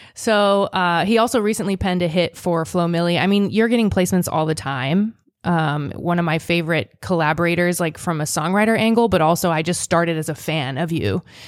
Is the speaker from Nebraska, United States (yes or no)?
yes; Seward, Nebraska, United States; moved away; also born or lived in Boston; I came from Nebraska.